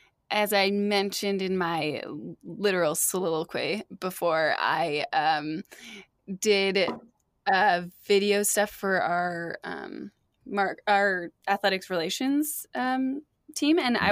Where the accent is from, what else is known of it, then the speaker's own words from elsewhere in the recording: United States; I was so scared that I was going to mess it up in Tokyo and come off as a rude American.